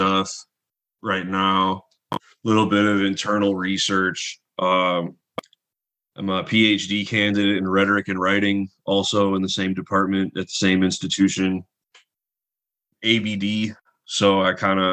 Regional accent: near Lansing, Michigan, United States; also born or lived in Southfield, Michigan / Ypsilanti, Michigan; now in Detroit, United States; I was born here, lived in the area for like until I was like 2, and then we moved out to kind of near Lansing

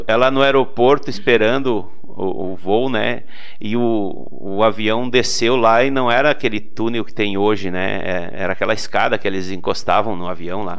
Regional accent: Vicente Dutra, Rio Grande do Sul, Brazil; now in Portão, Brazil; sou natural de uma cidadezinha chamada Vicente Dutra, que fica oh. lá no interior do Rio Grande do Sul

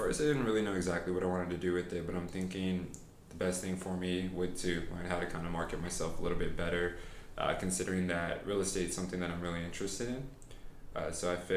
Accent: San Antonio, Texas, United States; Born and raised. I've been here my entire life

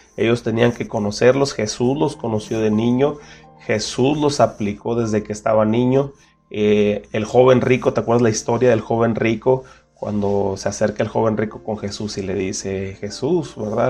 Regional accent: Mexico; nosotros como mexicanos

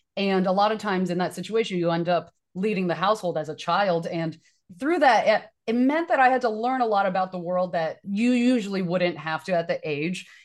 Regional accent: Taiwan; now in United States; I am an immigrant from Taiwan

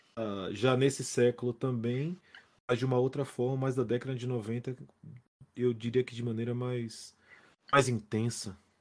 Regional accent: Salvador, Bahia, Brazil; o que tá acontecendo na minha terra

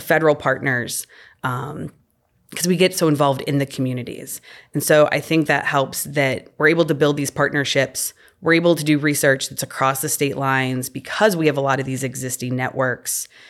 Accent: Illinois, United States; moved away as an adult; also born or lived in Missouri / Delaware; growing up in Illinois

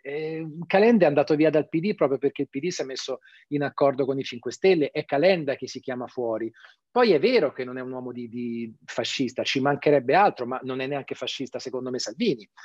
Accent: Tuscany, Italy; Io sono toscano

